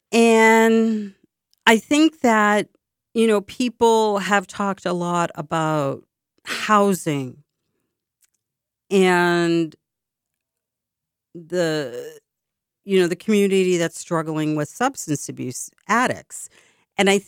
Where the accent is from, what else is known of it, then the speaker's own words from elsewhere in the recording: Boston, Massachusetts, United States; it's very expensive to live in my hometown. I love my hometown dearly.